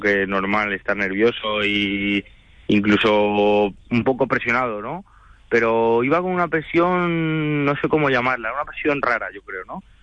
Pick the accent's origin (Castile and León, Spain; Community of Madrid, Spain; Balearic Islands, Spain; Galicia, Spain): Community of Madrid, Spain; Madrid; also born or lived in Toledo; yo soy yo soy de Madrid, yo soy madrileño